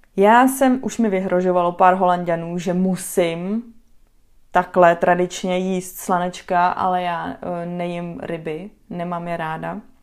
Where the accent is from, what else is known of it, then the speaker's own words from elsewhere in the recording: Czechia; moved away as an adult; now in Netherlands; jako Češka